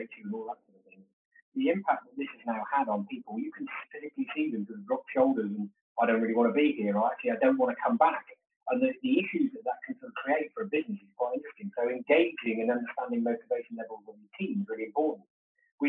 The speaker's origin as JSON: {"language": "English", "country": "United Kingdom", "said": "We're British"}